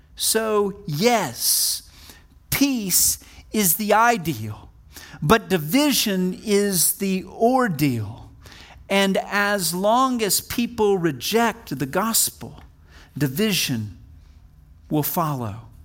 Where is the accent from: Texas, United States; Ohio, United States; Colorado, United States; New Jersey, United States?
Texas, United States; Wichita Falls; I'm a Texan. I was born in hard scrabble, Texas, right on the Texas, Oklahoma border in a place called Wichita Falls